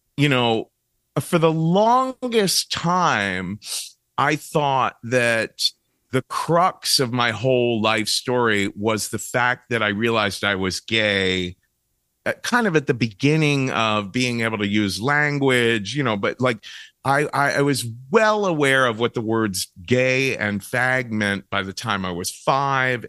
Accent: Cincinnati, Ohio, United States; moved away; I come from Cincinnati, Ohio

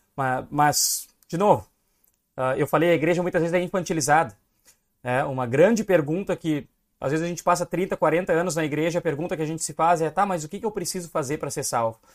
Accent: Rio Grande do Sul, Brazil; eu sou gaúcho

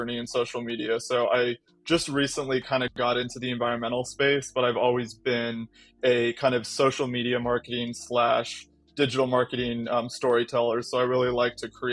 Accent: Arizona, United States; also born or lived in California; now in Washington State, United States; I'm actually an Arizona native

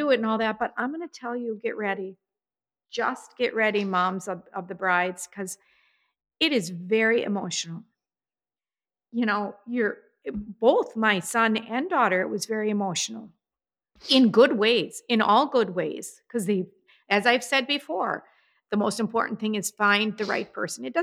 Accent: New York City, New York, United States; I am a New Yorker. I saw a rat.

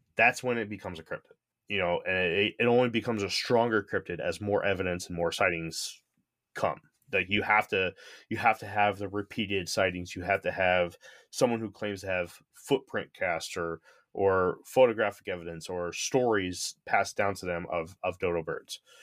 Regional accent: Connecticut, United States; moved away; I grew up in the Northeast, I grew up in Connecticut

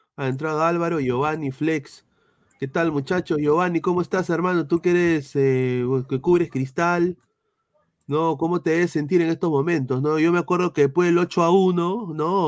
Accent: Peru; nosotros como peruanos

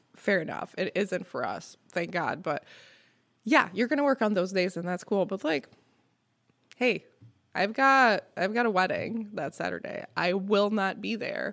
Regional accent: Montreal, Quebec, Canada; first language French; English is a second language; now in Skaneateles, United States; I'm from Montreal

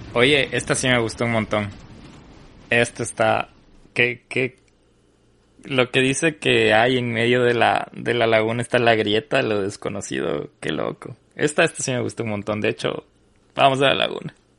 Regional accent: Ecuador; como ecuatoriano

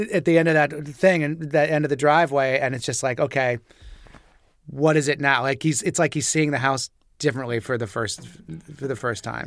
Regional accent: Nebraska, United States; moved away; I'm from Nebraska originally

